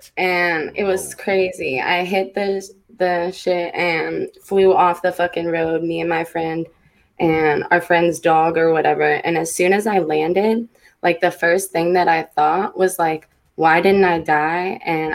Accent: the Bay Area, California, United States; I'm from the Bay

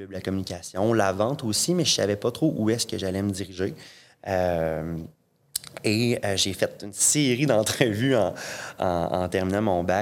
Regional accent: Saint-Georges, Quebec, Canada; je viens de Saint-Georges. Euh, il n'y euh, a pas, d'université à Saint-Georges.

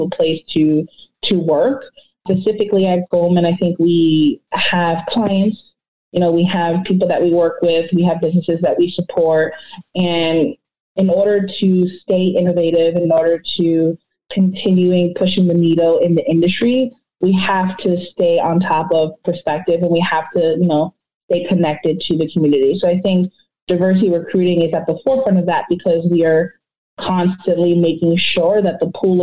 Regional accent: New York, United States; now in New Jersey, United States; I'm from New York. I live in New Jersey

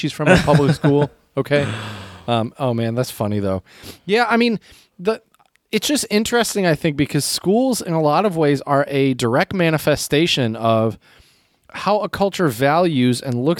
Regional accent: United States; But we Americans

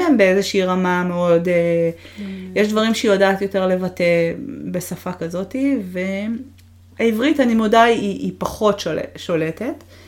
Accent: Israel; moved away as an adult; also born or lived in Montreal, Canada; הגעתי מהארץ שידעתי אפס אנגלית

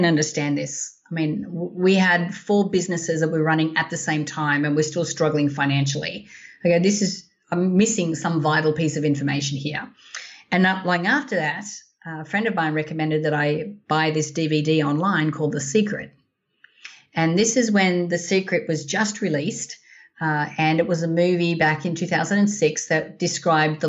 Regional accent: Australia; moved away as an adult; also born or lived in Sydney; now in United States; I'm as Aussie as ample

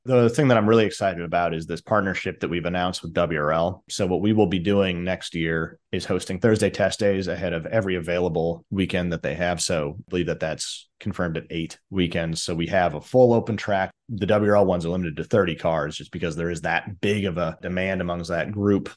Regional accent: Chicago, Illinois, United States; I grew up in Chicago

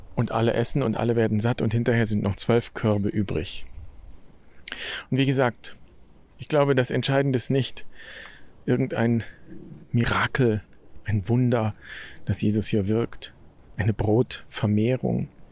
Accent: Germany; Ich bin in Deutschland geboren

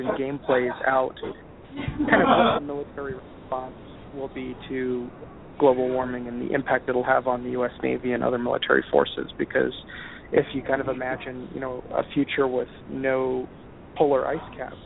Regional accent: Grenada; moved away; Barbados is not too far away from where I grew up in Grenada.

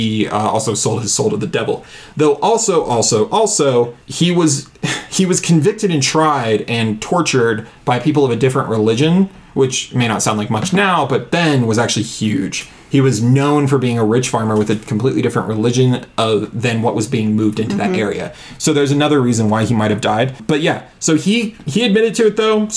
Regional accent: Southern, United States; accent: Southern; my Southern accent

